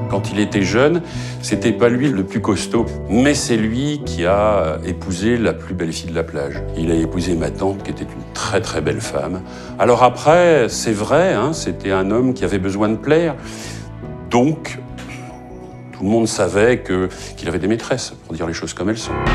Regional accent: Brittany, France; chez nous en Bretagne

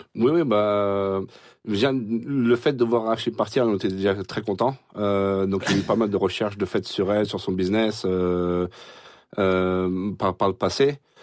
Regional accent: Rouen, Normandy, France; ma mère est d'ici. Euh, j'ai grandi sur euh, sur Rouen

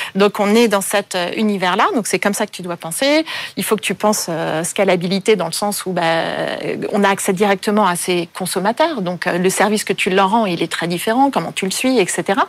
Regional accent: Paris, Île-de-France, France; also born or lived in Vancouver; je suis née à Paris, j'ai passé la plupart de mon enfance à Paris

